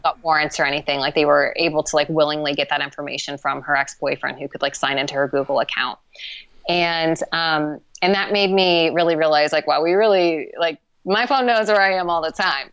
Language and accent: English; Columbus, Ohio, United States; moved away as an adult; also born or lived in Austin, Texas / Los Angeles, California; now in Montreal, Canada; I'm from Columbus, Ohio.